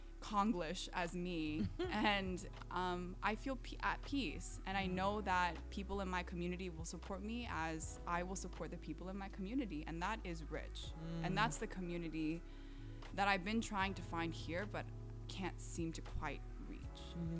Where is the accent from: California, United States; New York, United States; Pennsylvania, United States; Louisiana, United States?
California, United States; Orange County; now in Washington, D.C., United States; so I grew up in Orange County, which has a high population of Asian Americans